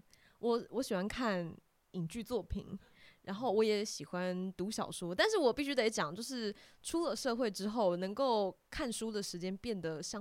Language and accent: Chinese; Keelung, Taiwan; 我不是台北人，我是基隆人。